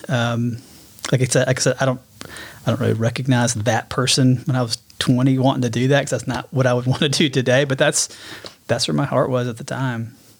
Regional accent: Birmingham, Alabama, United States; also born or lived in Dallas, Texas; I was born in Birmingham. Um, grew up in Birmingham, kind of that metro

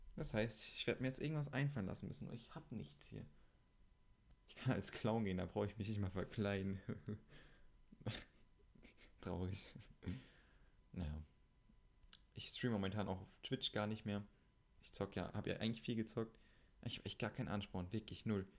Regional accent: Siegen, North Rhine-Westphalia, Germany; also born or lived in Meschede; in Siegen, da wo ich herkomme

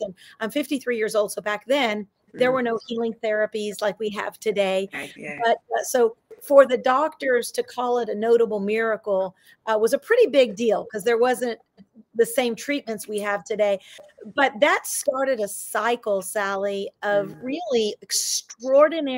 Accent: Dallas, Texas, United States; I grew up in South Oak Cliff of Texas

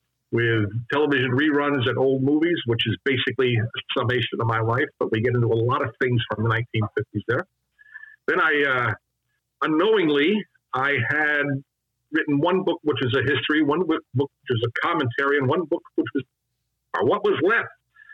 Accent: Northeast, United States; now in Houston, United States; I'm in Houston, but I'm not from here. I'm from the Northeast.

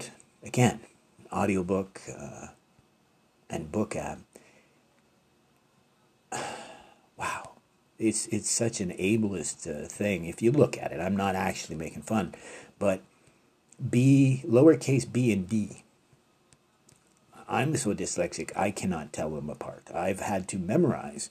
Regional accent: Canada; being Canadian

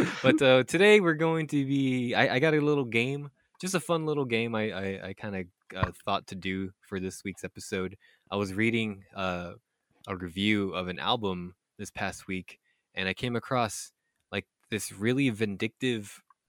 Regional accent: Philippines; born there; I was born in the Philippines

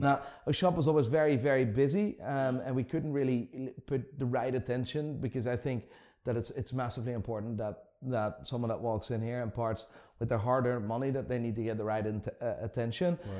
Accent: Amsterdam, North Holland, Netherlands; moved away as an adult; now in Belfast, United Kingdom; I'm born and raised in Amsterdam, so born and raised in the Netherlands.

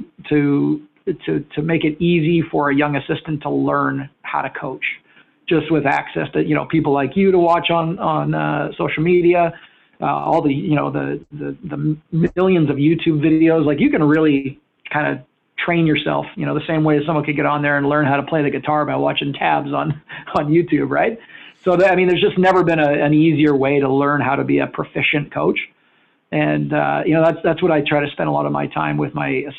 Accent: Winnipeg, Manitoba, Canada; moved away as an adult; now in California, United States; Growing up in Winnipeg

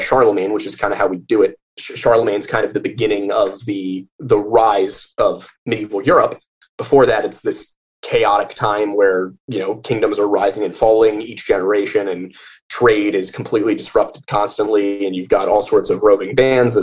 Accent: Pennsylvania, United States; I'm from Pennsylvania and Pennsylvania's in the United States, so I'm a Pennsylvanian American.

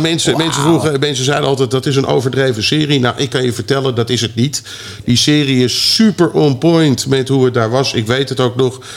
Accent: Netherlands; moved away as an adult; also born or lived in California; ik heb als Nederlander heb ik echt de American Dream kunnen meemaken

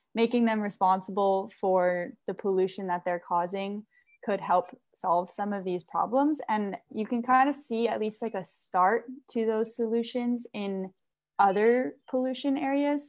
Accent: Hawaii, United States; moved away as an adult; also born or lived in San Luis Obispo, California; growing up in Hawaii

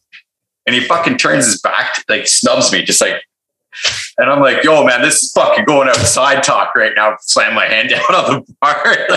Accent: Toronto, Ontario, Canada; now in Vancouver, Canada; I was from Toronto

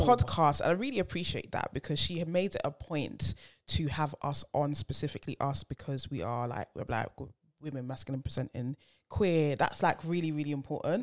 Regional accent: United Kingdom; We're British

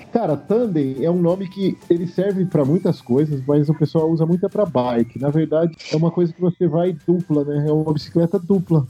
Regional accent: Andradina, São Paulo, Brazil; eu sou natural de Andradina, interior de São Paulo, a terra do Rei do Gado, perto do Mato Grosso do Sul

